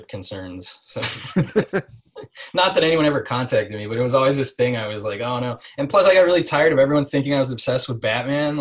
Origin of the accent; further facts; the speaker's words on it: Midwest, United States; I'm from the Midwest